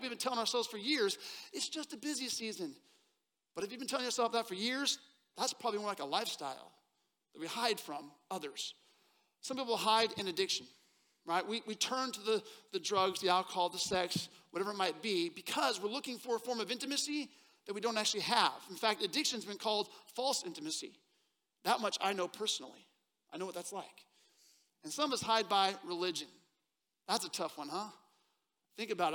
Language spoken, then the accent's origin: English; Seattle, Washington, United States; born or raised there; moved away as an adult; now in Texas, United States